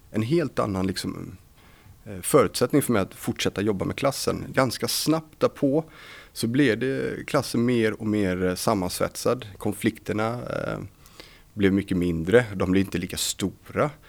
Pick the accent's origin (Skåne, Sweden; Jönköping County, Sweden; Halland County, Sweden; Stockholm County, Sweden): Halland County, Sweden; Varberg; moved away as an adult; när jag flyttade hit från Varberg 2006 så flyttade jag till studentlägenheten här